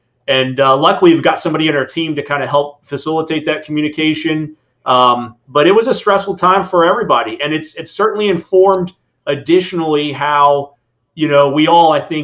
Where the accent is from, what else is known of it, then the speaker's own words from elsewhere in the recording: Indiana, United States; now in Florida, United States; I grew up in the Midwest in Indiana, hunting and fishing